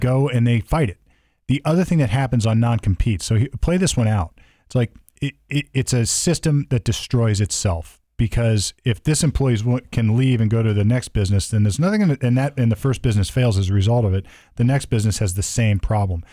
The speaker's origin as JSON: {"language": "English", "country": "United States", "said": "as an American"}